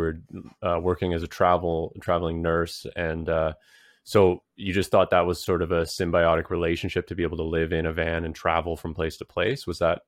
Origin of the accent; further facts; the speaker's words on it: British Columbia, Canada; now in Ontario, Canada; Well, I'm originally from British Columbia, Canada. I'm living in Ontario now.